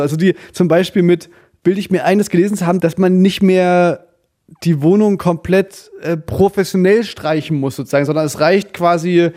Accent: Germany; Als Deutscher

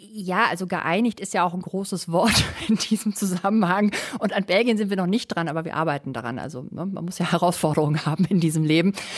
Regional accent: Germany; now in Madrid, Spain; bei uns in Deutschland

